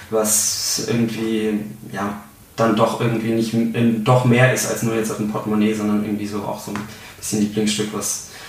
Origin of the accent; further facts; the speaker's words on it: Bavaria, Germany; Ich komme aus Franken eigentlich gebürtig und da ist es, ähm, da Franken eigentlich eine Bier- und Weinregion ist